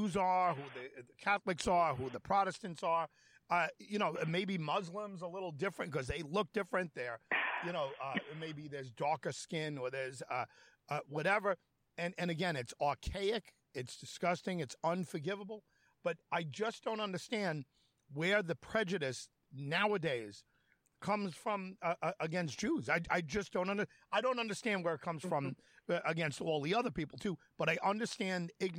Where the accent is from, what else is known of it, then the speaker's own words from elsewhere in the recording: New York, United States; I'm from New York